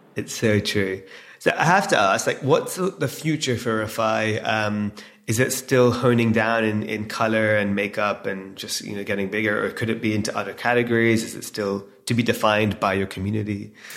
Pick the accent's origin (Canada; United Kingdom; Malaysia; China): United Kingdom; England; now in London, United Kingdom; we're born and raised in England, Londoners now.